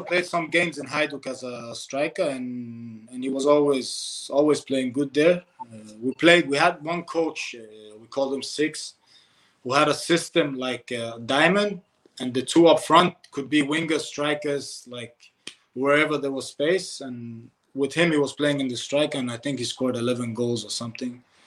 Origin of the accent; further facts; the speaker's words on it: Denmark; I come from Denmark